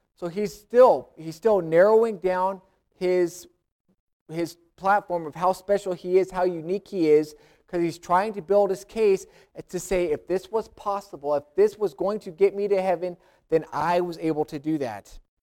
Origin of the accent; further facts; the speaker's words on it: United States; I'm American, I'm a Christian